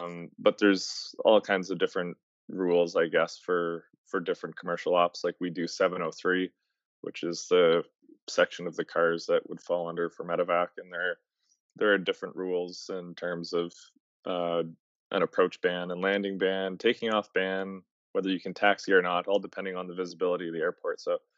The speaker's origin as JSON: {"language": "English", "region": "Atlantic Canada", "country": "Canada", "said": "I'm not from Winnipeg. I don't live there. I'm from the East Coast, so I was commuted into work"}